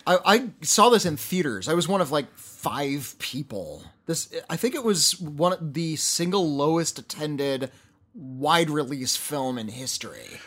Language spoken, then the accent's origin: English; Santa Monica, California, United States; I was born in Santa Monica, California